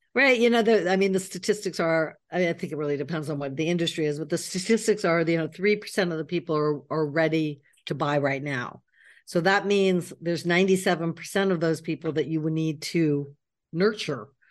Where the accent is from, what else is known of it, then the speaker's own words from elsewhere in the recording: United States; moved away as an adult; now in Paris, France; I'm an American living in Paris.